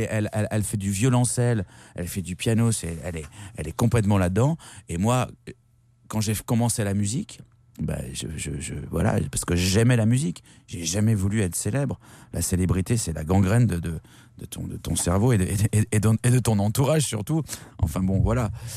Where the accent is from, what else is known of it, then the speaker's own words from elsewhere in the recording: Bordeaux, Nouvelle-Aquitaine, France; j'ai fait tout ça à Bordeaux. Non, non, mais je, je suis bordelais